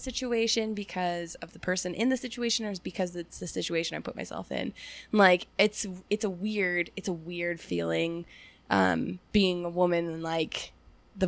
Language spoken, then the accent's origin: English; Reno, Nevada, United States; I grew up in Reno. When I was like 14, we used to walk from Prater and Greenbrae into Reno